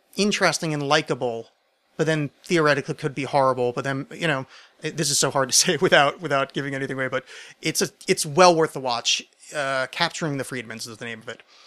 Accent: United States; I'm American

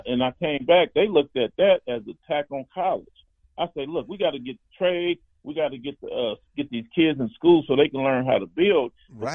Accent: Compton, California, United States; I grew up in Compton

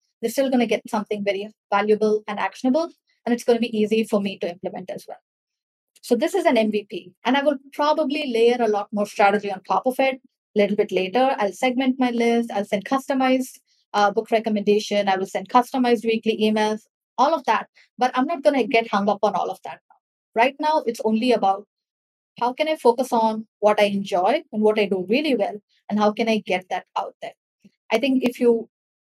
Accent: India; I'm from India and I am new.

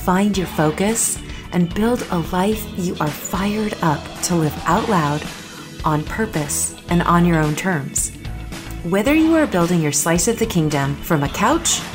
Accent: Minnesota, United States; live in Minneapolis, Minnesota. Yep, my home state

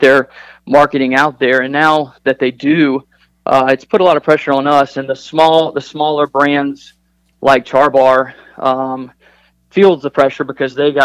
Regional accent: Charlotte, North Carolina, United States; growing up in Charlotte

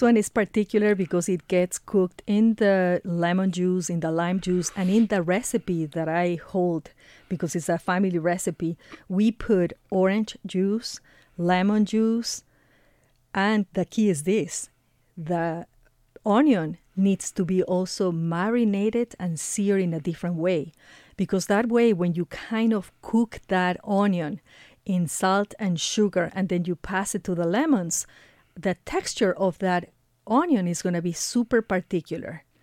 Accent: Ecuador; moved away; I am originally from Ecuador

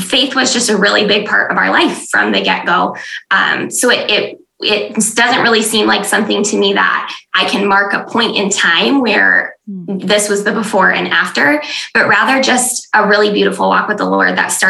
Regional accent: West Michigan, United States; I'm from West Michigan. I live in Grand Rapids with my husband.

